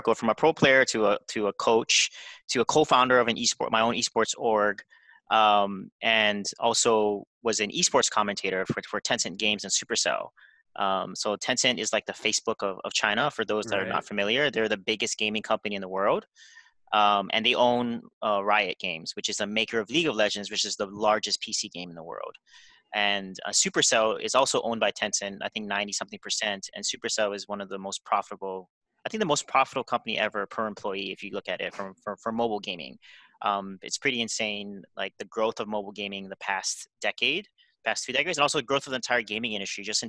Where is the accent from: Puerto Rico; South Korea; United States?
South Korea; I grew up in Korea.